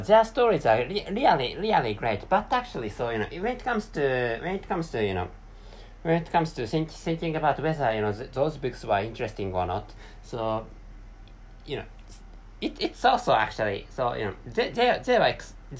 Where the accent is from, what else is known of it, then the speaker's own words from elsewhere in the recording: Japan; English is a second language; I live in an East Asian country, and the name of that country is Japan